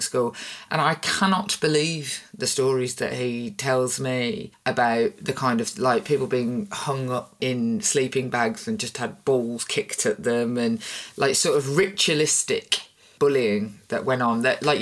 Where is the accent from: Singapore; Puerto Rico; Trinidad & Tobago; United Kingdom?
United Kingdom; Birmingham, West Midlands; I'm from Birmingham